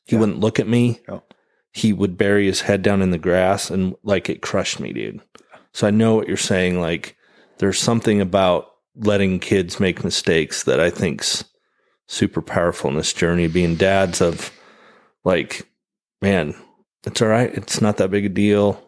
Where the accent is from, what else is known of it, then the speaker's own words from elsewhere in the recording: American Falls, Idaho, United States; moved away; my hometown I grew up in, American Falls